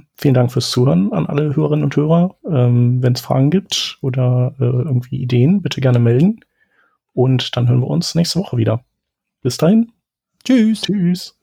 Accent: Düsseldorf, North Rhine-Westphalia, Germany; Ich bin ja äh, Düsseldorfer

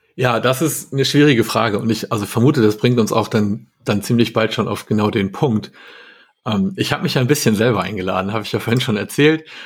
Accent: Hamburg, Germany; ich komme aus Hamburg

